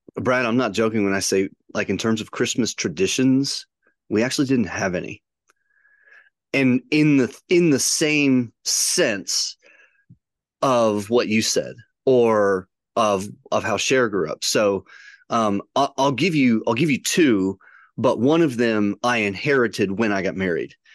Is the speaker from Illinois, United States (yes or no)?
yes; near Chicago, Illinois, United States; growing up near Chicago, there were what two or three thousand people in my little town